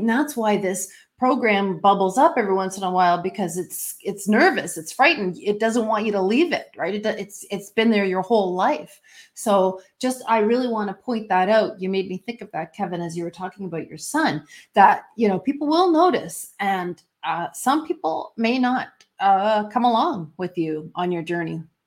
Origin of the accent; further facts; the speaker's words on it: Canada; I'm Canadian